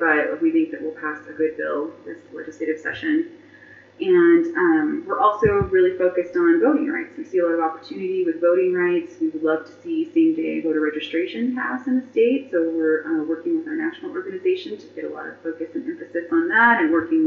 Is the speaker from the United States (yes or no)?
yes; Las Vegas, Nevada, United States; now in Reno, United States; I was born and raised in Las Vegas. I graduated from El Dorado High School, but I've lived in Reno for 11 years